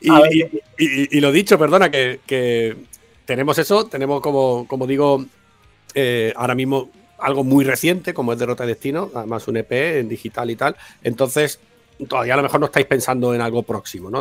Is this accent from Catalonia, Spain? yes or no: no; Málaga, Andalusia, Spain; soy de Málaga